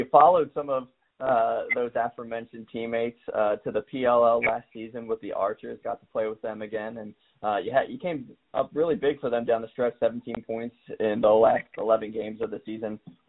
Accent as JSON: {"language": "English", "area": "Delaware County", "region": "Pennsylvania", "country": "United States", "moved": "yes", "said": "I'm from Delco originally, and I have a bunch of buddies still in the Radnor area"}